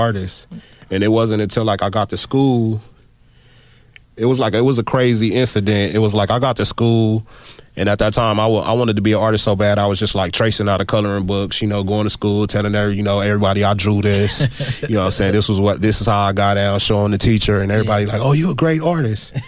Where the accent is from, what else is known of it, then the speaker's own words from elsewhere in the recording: Compton, California, United States; growing up in Compton, it was kind of wild